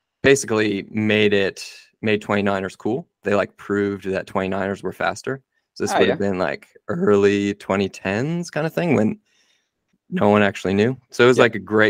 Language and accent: English; Nazareth, Pennsylvania, United States; now in Rotorua, New Zealand; I'm from a little town in the U.S. called Nazareth, Pennsylvania